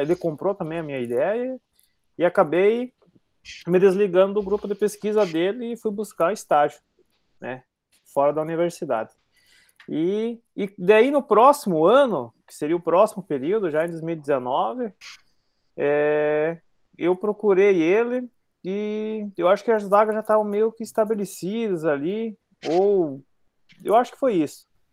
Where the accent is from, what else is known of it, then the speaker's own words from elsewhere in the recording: southern Brazil, Brazil; accent: southern Brazilian, rolling the R; nós do Paraná, Santa Catarina para baixo